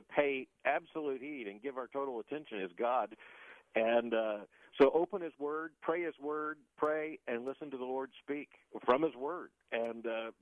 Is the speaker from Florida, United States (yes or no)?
yes; Florida, United States; moved away; as a native Floridian